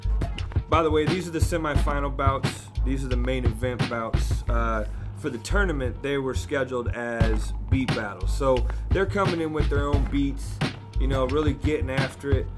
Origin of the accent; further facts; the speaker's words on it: the West, West Coast, United States; I'm from the West